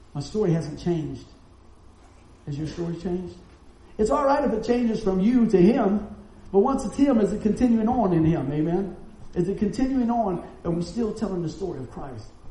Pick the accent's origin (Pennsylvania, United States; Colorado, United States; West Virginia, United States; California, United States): West Virginia, United States; we're from West Virginia